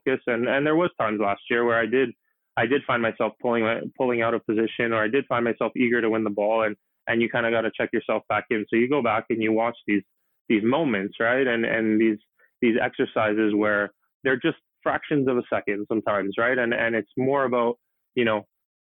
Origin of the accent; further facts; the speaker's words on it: Canada; now that I can play in my home country